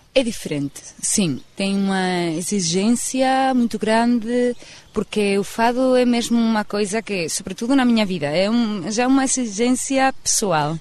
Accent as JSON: {"language": "Portuguese", "town": "San Sebastián", "region": "Basque Country", "country": "Spain", "tie": "born or raised there", "second_language": "Portuguese", "said": "minha terra, eh, São Sebastião, do País Vasco"}